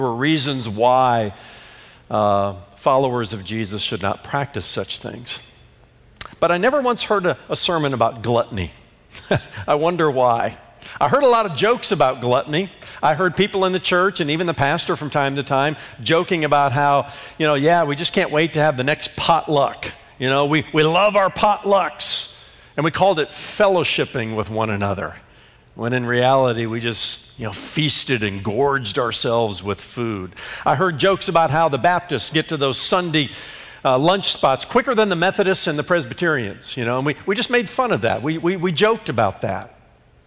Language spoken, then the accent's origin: English; Indiana, United States; growing up in Indiana